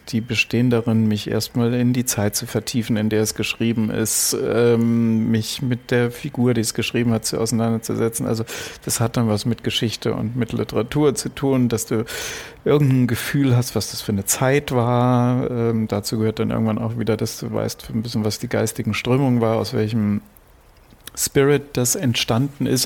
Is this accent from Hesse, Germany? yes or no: yes; Frankfurt, Hesse, Germany; ich bin in Frankfurt aufgewachsen